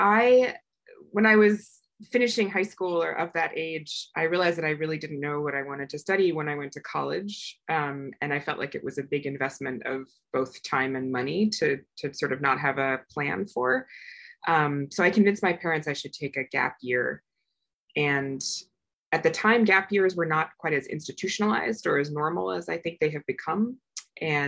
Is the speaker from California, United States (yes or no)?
no; Iowa, United States; moved away as an adult; also born or lived in Old Crow, Yukon; I grew up in Iowa